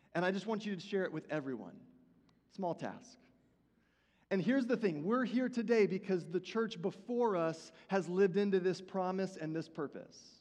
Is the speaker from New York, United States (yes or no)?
no; Houston, Texas, United States; the church that I attended was Vineyard Christian Fellowship of Houston